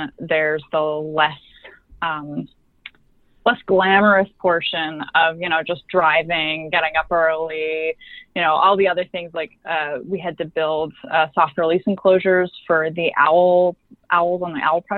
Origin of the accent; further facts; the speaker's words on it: British Columbia, Canada; moved away as an adult; now in Newfoundland, Canada; I'm actually from British Columbia